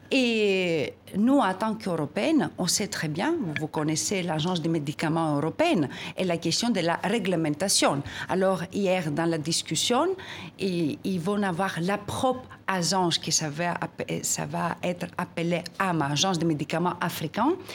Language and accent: French; Greece; je suis née en Grèce